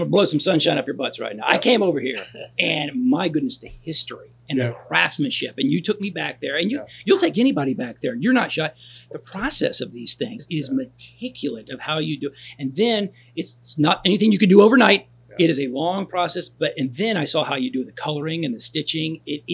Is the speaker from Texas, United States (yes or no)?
yes; Texas, United States; Yeah, growing up in Texas, you got to have boots.